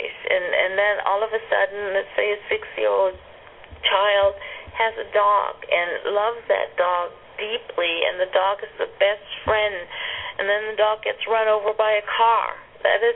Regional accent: Germany; moved away; I grew up in Germany

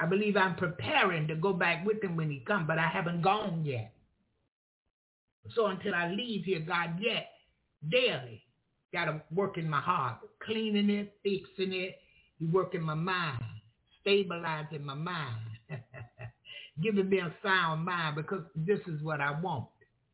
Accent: Florida, United States; I'm from Florida. And I come from an area where everything, basically, sometimes it appeared everything was a joke

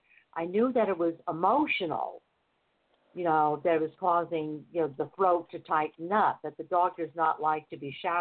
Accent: United States; I'm in California. I'm from America

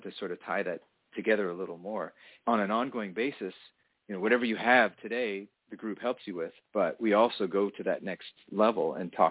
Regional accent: Toronto, Ontario, Canada; I grew up in Toronto, which is a wonderful town

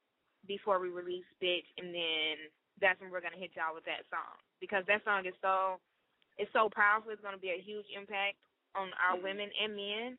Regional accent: Atlanta, Georgia, United States; I'm from Atlanta, Georgia, born and raised

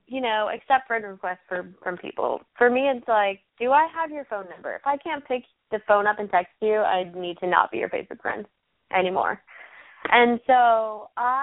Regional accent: Texas, United States; I grew up in Texas

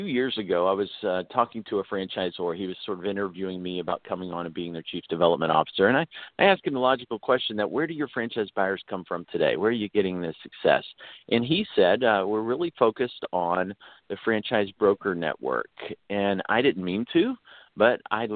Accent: Houston, Texas, United States; If you go back to fourth grade, I was growing up in Houston

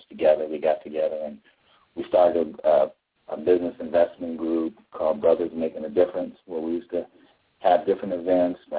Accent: Arlington, Virginia, United States; I grew up in Arlington, Virginia.

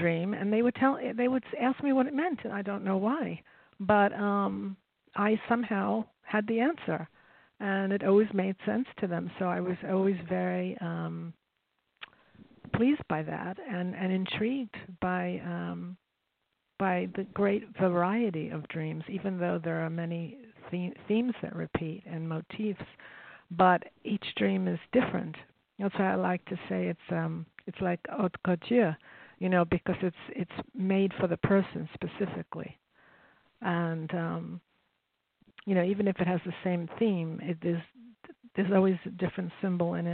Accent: New York, United States; I grew up in New York

